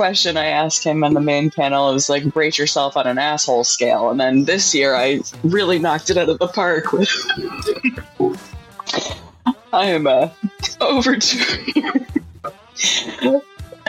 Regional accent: South Carolina, United States; I was like … from South Carolina.

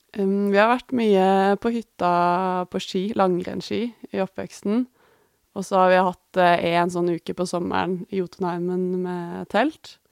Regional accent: Norway; hjemme i Norge.

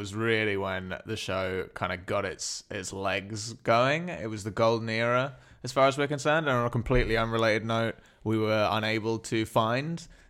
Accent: London, United Kingdom; I'm from London.

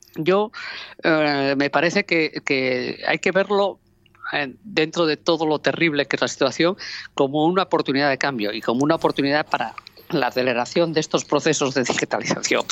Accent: Oviedo, Asturias, Spain; now in Gijón, Spain; Yo soy de Oviedo, vivo en Gijón y la verdad es que lo que soy es asturiana

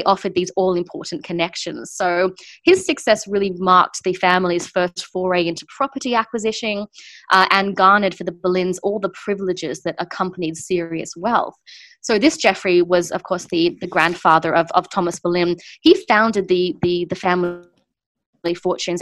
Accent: Sydney, New South Wales, Australia; moved away as an adult; now in United Kingdom; I'm from Sydney originally

